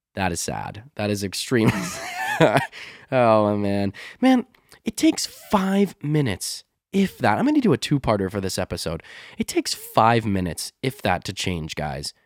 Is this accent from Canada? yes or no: yes; Canada; accent: North American, Canadian, Midwest; my accent, like m, uh, my North American, Canadian, uh, Midwest sort of accent is so flat.